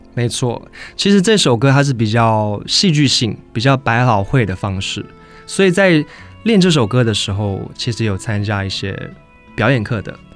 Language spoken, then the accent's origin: Chinese; Kaohsiung, Taiwan; 我是高雄人。